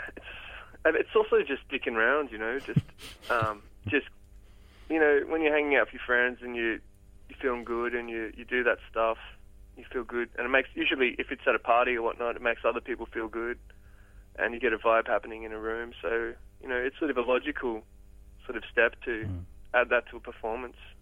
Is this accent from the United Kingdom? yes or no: no; Port Macquarie, New South Wales, Australia; I grew up in Port Macquarie.